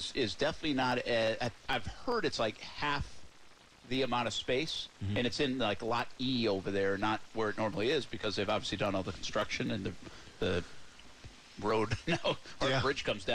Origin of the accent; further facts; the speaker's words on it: East Providence, Rhode Island, United States; moved away; I'm from Rumford, Rhode Island, which is East Providence, Rhode Island.